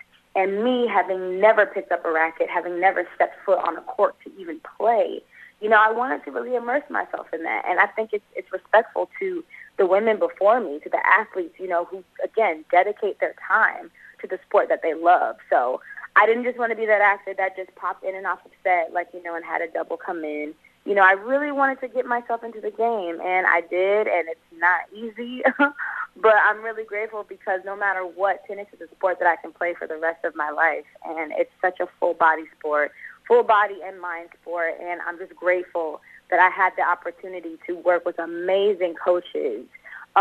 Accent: Los Angeles, California, United States; also born or lived in Atlanta; I grew up in South Central L.A., born and raised here

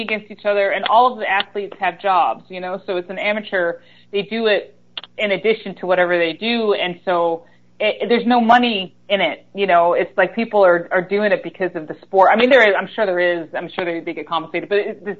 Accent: Greensboro, North Carolina, United States; I started out in the country. And so I moved to Greensboro when I was like 8 or 9

